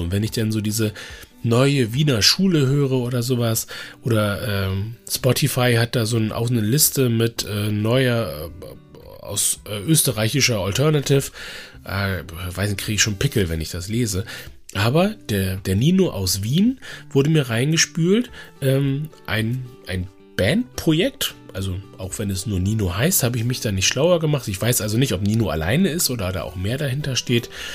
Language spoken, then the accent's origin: German; Bremen, Germany; also born or lived in Dresden / Hamburg; Bremen ist im Grunde ja so meine Heimat